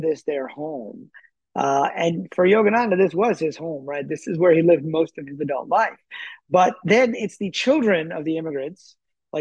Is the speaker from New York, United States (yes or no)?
no; Michigan, United States; also born or lived in Lahore, Pakistan; I grew up in Michigan, which was snowing, you know, every winter